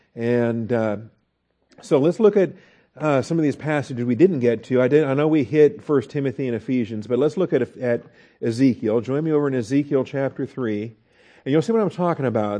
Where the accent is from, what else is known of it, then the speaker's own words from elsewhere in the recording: Texas, United States; we're from Texas